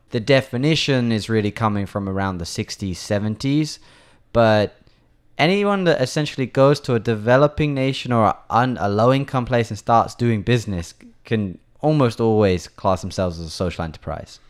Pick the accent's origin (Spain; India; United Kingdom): United Kingdom; England; now in Taiwan; I'm from England